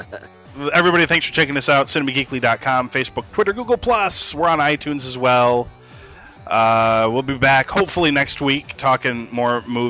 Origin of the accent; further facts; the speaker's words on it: Bay City, Michigan, United States; I'm from Bay City.